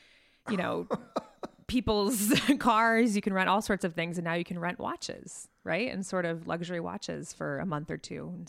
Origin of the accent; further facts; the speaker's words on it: New York City, New York, United States; whenever I go anywhere and I say I'm from New York, people have an opinion.